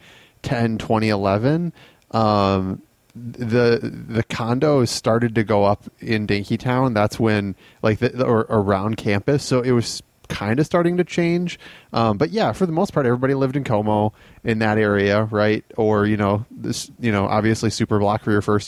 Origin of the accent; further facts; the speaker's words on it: Willmar, Minnesota, United States; moved away as an adult; I'm from Wilmer